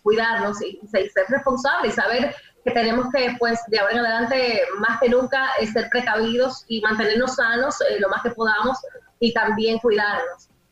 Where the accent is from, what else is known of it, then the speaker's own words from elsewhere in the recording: Dominican Republic; nosotros como dominicanos